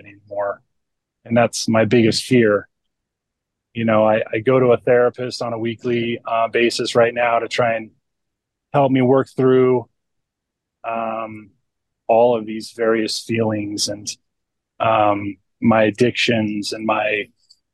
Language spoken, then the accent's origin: English; California, United States; I grew up in California